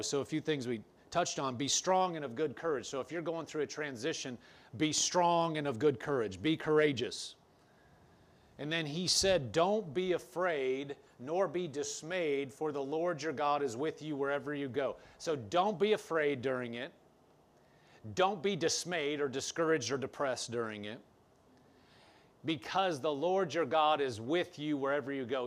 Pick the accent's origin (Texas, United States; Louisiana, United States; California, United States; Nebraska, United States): Nebraska, United States; Omaha; also born or lived in Lincoln, Nebraska; I was from Omaha, Nebraska. I was going to school in Lincoln, Nebraska.